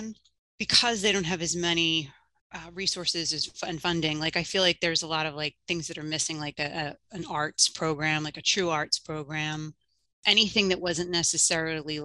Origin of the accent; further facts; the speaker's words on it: Drexel Hill, Pennsylvania, United States; I grew up outside of Philadelphia in Drexel Hill, PA.